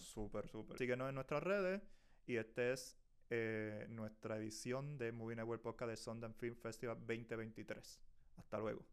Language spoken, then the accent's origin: Spanish; Puerto Rico; yo soy puertorriqueño